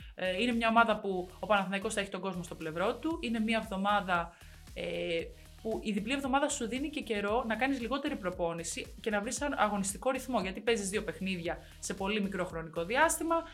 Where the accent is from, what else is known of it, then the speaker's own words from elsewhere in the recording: Greece; είμαι Ελληνίδα